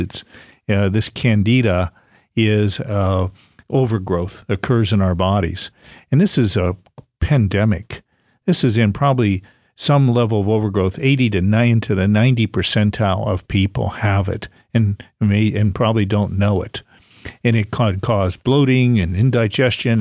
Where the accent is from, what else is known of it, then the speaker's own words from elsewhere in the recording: Ohio-Pennsylvania state line, Great Lakes area, United States; moved away; I grew up in the Great Lakes area, Ohio, Pennsylvania